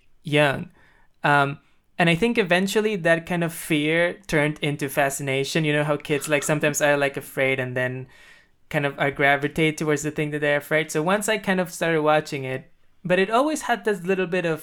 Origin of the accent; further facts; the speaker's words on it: Peru; English is a second language; moved away; because I'm from South America